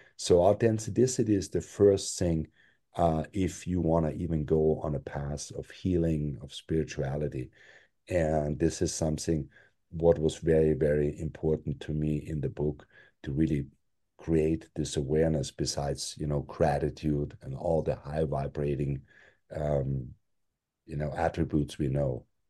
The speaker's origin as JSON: {"language": "English", "country": "Austria", "tie": "born or raised there", "moved": "yes", "said": "I'm European, 'cause I was born in Europe, raised in Europe, and, uh, I was raised in Austria"}